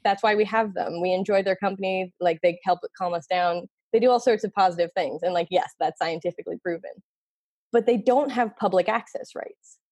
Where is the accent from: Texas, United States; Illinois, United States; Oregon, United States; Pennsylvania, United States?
Pennsylvania, United States; Philadelphia; moved away as an adult; also born or lived in Massachusetts; I grew up in Philly